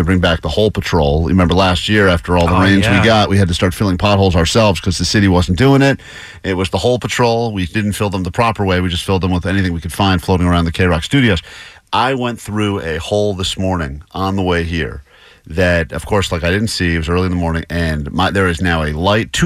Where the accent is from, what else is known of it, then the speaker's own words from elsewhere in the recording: East Coast, United States; now in Southern California, United States; I grew up on the East Coast.